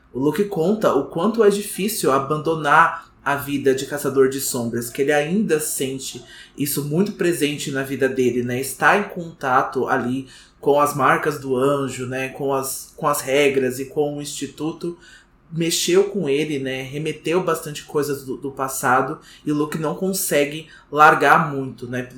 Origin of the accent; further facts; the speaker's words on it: Brazil; a gente é brasileiro, né? Infelizmente, então todo dia a gente acorda brasileiro